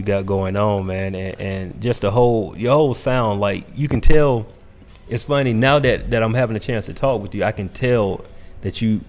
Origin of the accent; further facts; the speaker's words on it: Macon, Georgia, United States; I grew up in Macon, right?